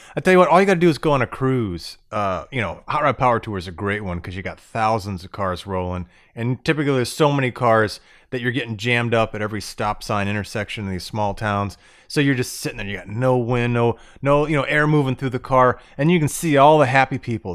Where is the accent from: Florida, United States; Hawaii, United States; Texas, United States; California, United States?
Florida, United States; I grew up in Florida